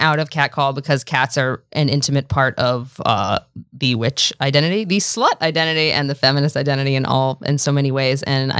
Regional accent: Washington, District of Columbia, United States; Washington, D.C.

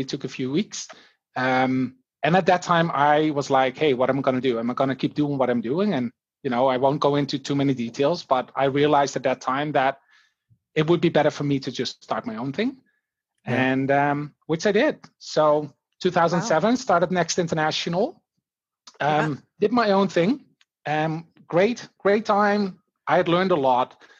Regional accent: Netherlands; moved away as an adult; now in Canada; I just finished my marketing management degree back in the Netherlands.

